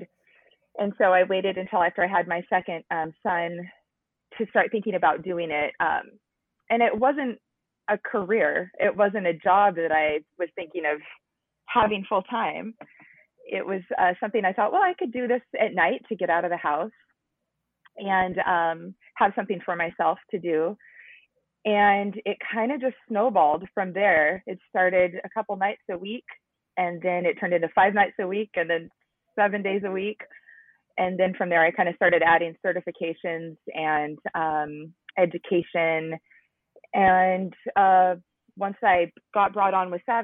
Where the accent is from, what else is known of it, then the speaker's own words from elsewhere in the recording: Washington, United States; I am from Washington, and I'm about 45 minutes south of Seattle, but born and raised in Washington